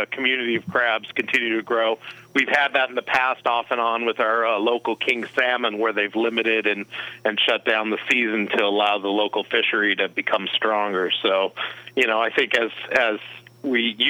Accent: Denver, Colorado, United States; also born or lived in New York / Southern California; now in Mendocino Coast, United States; I am from Denver, Colorado originally, worked in the catering industry as a teenager

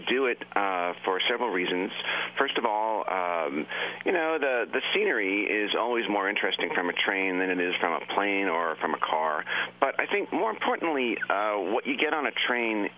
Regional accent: Long Island, New York, United States; I grew up on Long Island, and I could walk to the train station

